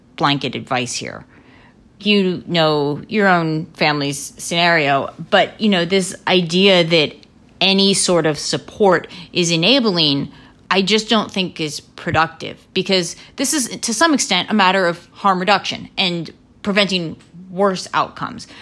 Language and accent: English; Lancaster, Pennsylvania, United States; born or raised there